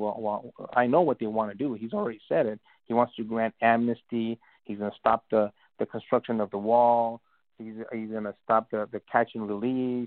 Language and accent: English; United States; I'm an American. I was born and raised here